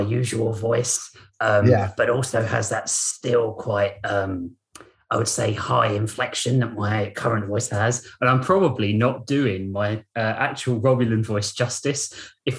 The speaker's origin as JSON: {"language": "English", "country": "United Kingdom", "said": "I'm a Brit."}